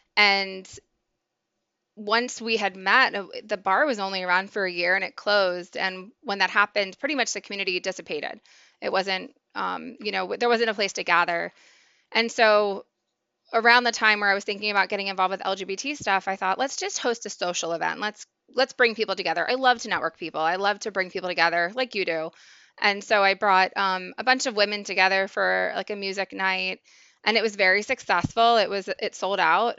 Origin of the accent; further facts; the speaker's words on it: Maryland, United States; moved away; also born or lived in Pennsylvania; I grew up in Maryland, eventually moved to Pennsylvania